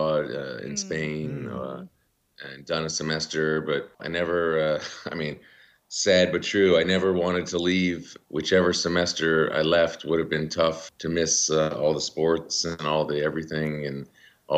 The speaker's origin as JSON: {"language": "English", "town": "Rockville", "region": "Maryland", "country": "United States", "tie": "born or raised there", "also_born_or_lived": "Washington, D.C. / Bloomington, Indiana", "said": "I grew up in Rockville, Maryland. We moved out to the suburbs when I was about 8 years old."}